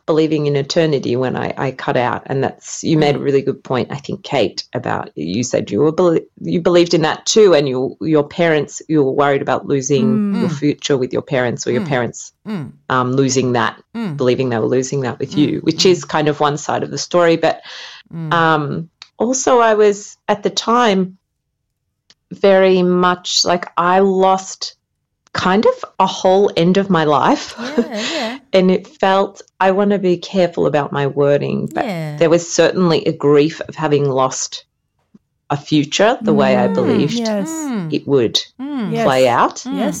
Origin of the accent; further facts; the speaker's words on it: Australia; now in Finland; And by the way, I'm calling from Finland. I'm obviously Australian, as you can tell.